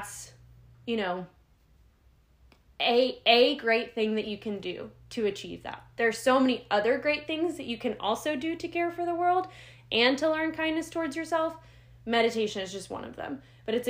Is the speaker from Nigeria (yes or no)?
no; United States; I'm an American